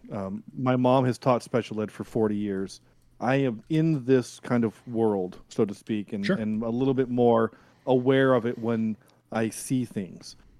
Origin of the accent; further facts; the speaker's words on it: the South, United States; I am from the South